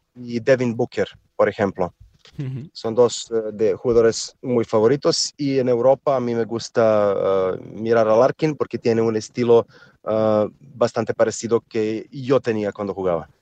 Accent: Serbia; Spanish is a second language; somos eh, gente de Serbia que somos bastante altos

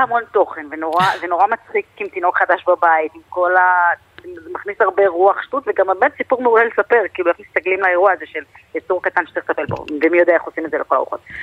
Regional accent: Israel; אנחנו ישראלים

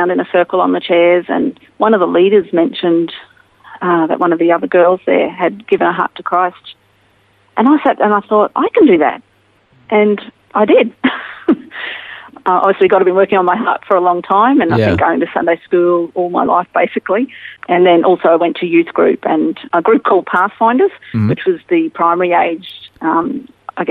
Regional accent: Townsville, Queensland, Australia; also born or lived in Mackay, Queensland; I was born in Mackay, but I moved to Townsville. So Mackay's in North Queensland, but Townsville's about 4 hours drive north of there. And we moved there when I was 7 months old. And I grew up there

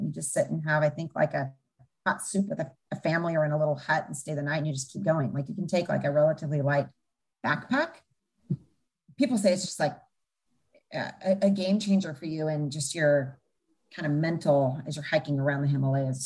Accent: Bend, Oregon, United States; also born or lived in Everett, Washington; basically grew up in Bend, Oregon

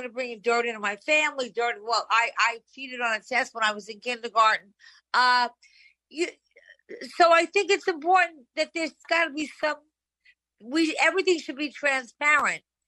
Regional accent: New York, United States; I'm a New Yorker

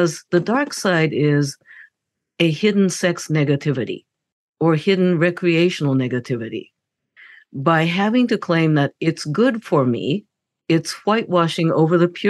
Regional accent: Japan; moved away; I grew up in Japan

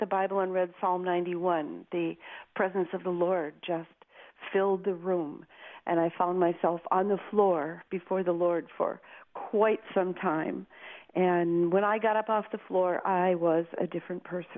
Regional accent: Minnesota, United States; I was born and raised in Minnesota in the United States, up near the Canadian border

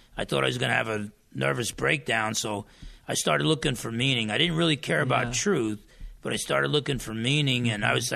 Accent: New Jersey, United States; now in Bremerton, United States; I come from New Jersey and being half Portuguese and half Italian

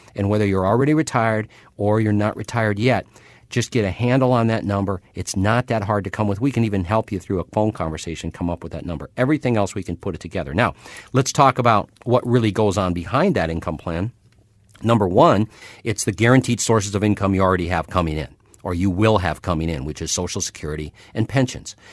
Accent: Minnesota, United States; When I was a kid growing up in Minnesota

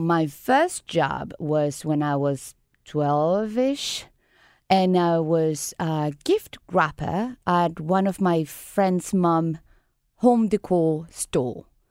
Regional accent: Caracas, Capital District, Venezuela; now in San Luis; I From Venezuela, I grew up in Caracas

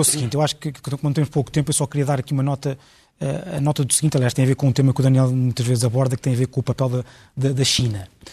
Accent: Portugal; como português

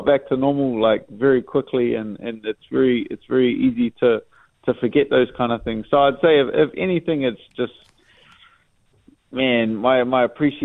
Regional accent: New Zealand; as a Kiwi

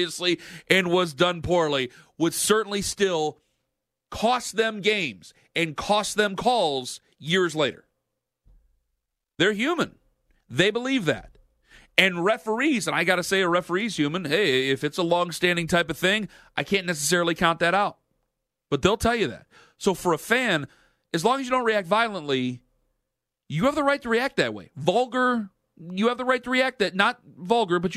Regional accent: Midwest, United States; I'm from the Midwest.

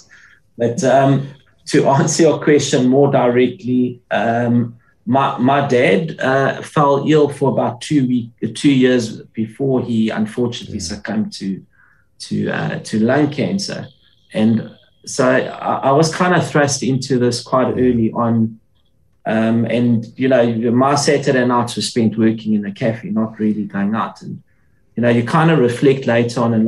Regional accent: Johannesburg, Gauteng, South Africa; I grew up in Orange Grove.

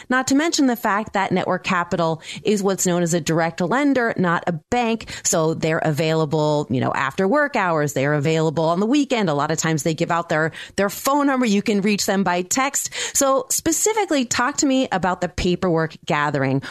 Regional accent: San Francisco, California, United States; my hometown of San Francisco

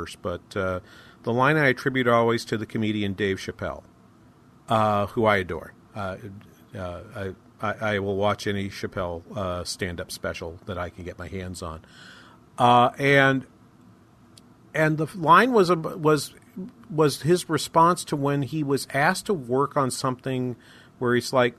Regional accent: New England, United States; moved away; Growing up in New England

